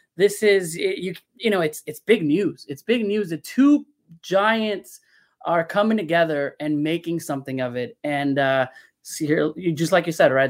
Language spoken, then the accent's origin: English; León, Guanajuato, Mexico; Leon my team my hometown team